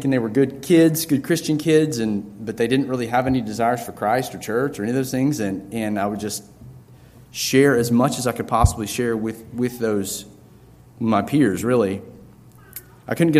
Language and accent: English; North Carolina, United States; now in Lynchburg, United States; I was born in North Carolina, so definitely a Tar Heel